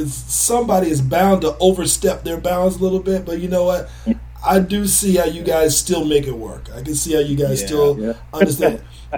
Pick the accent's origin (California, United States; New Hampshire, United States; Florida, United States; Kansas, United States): Florida, United States; South; Most of my family comes from Georgia. I may have been raised down in South Florida, but I had that Southern upbringing pretty much, you know.